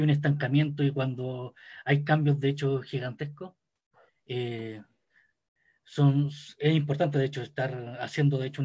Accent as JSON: {"language": "Spanish", "country": "Chile", "said": "soy chileno, soy ingeniero en finanzas corporativas"}